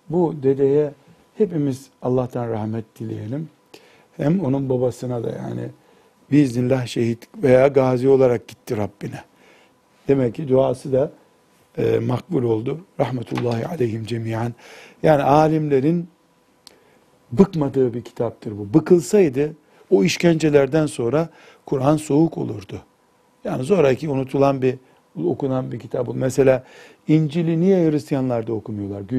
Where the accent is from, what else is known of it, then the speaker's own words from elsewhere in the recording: Turkey; E, sen dedi Türk, he Türk dedim. Tamam baktı Türk'üm sarıldı, kucaklaştık.